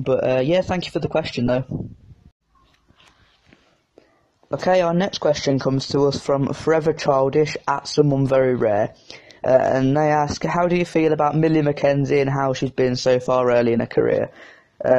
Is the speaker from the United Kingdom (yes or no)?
yes; United Kingdom; I'm British